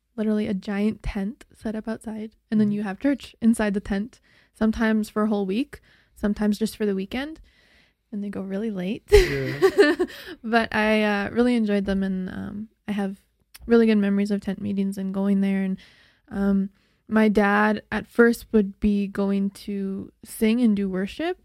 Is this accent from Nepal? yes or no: no; Slave Lake, Alberta, Canada; I was born in Slave Lake, Alberta, which is just three hours north of Edmonton. It's a really small town.